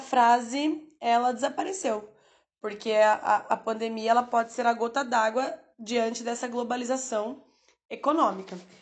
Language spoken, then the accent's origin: Portuguese; Brazil; somos brasileiros